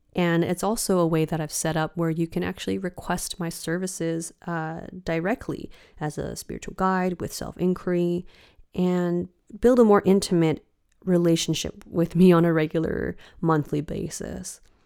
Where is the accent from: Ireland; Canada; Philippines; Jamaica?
Canada; Richmond, British Columbia; moved away as an adult; now in Copenhagen, Denmark; my hometown of Richmond